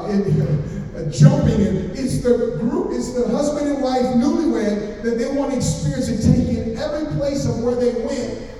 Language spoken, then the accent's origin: English; Oakland, California, United States; I'm from Oakland, California.